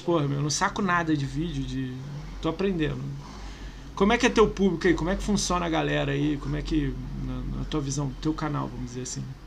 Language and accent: Portuguese; Rio de Janeiro, Brazil; Eu sou do Rio